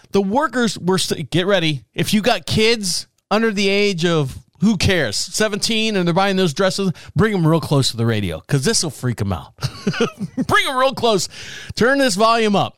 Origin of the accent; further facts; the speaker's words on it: Orlando, Florida, United States; I was born and raised in Orlando